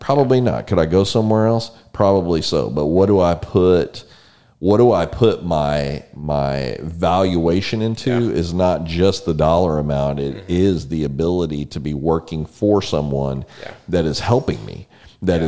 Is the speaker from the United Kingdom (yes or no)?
no; San Antonio, Texas, United States; now in College Station, United States; I grew up in San Antonio